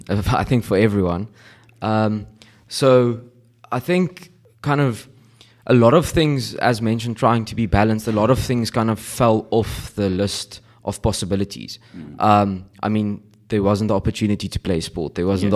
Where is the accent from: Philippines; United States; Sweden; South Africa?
South Africa; Stellenbosch, Western Cape; I grew up in Stellenbosch. I went to Stellenbosch Primary School, went to Paul Rose Gymnasium, and then came to Eendracht.